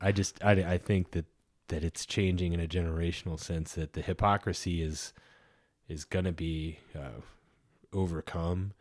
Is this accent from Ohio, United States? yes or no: yes; Ohio, United States; I grew up in Ohio